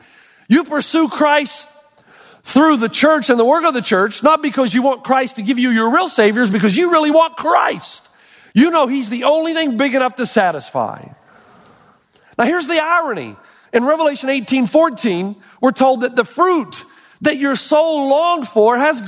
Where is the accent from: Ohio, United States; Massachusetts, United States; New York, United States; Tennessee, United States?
Tennessee, United States; Elizabethton; moved away; My hometown, Elizabethton, Tennessee